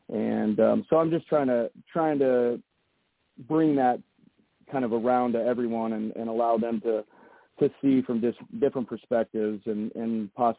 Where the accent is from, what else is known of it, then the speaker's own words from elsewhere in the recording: St. Louis, Missouri, United States; I come from St. Louis, so I'm coming from a really big city. So when I moved here, I was kind of shocked